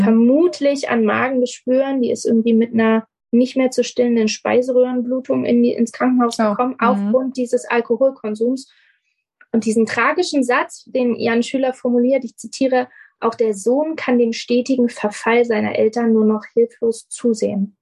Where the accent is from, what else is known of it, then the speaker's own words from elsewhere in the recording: Germany; hier bei uns in Deutschland